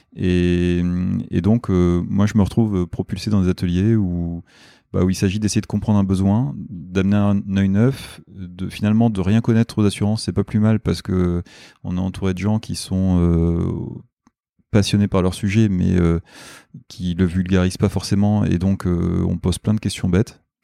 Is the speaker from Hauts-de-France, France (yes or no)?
yes; Nord, Hauts-de-France, France; moved away as an adult; also born or lived in Lille; now in Paris, France; je suis du, je suis du Nord